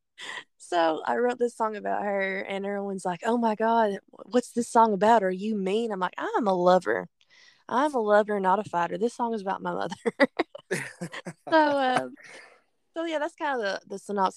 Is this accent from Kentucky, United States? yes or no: yes; Kentucky, United States; I'm from Kentucky and we drink a lot of bourbon, you know, in Kentucky